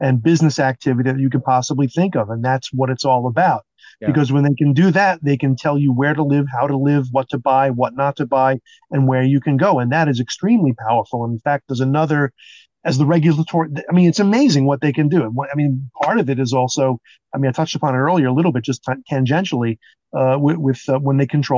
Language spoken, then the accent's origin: English; New York City, New York, United States; growing up in New York City